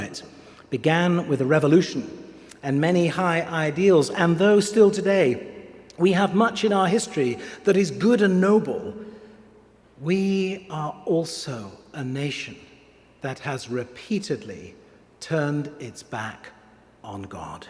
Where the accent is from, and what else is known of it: England, United Kingdom; now in Pittsburgh, United States